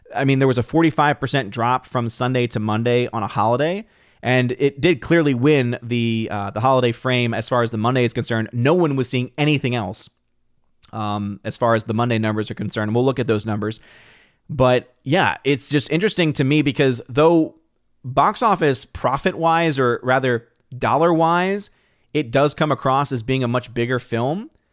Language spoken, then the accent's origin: English; New Orleans, Louisiana, United States; I'm born and raised in New Orleans, Louisiana.